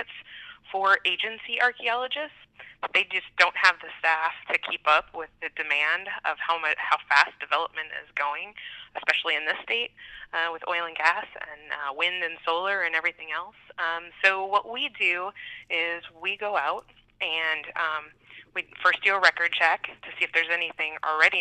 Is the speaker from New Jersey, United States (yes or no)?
no; Iowa, United States; moved away as an adult; also born or lived in South Dakota / Nebraska; now in Bismarck, North Dakota, United States; originally I'm from Iowa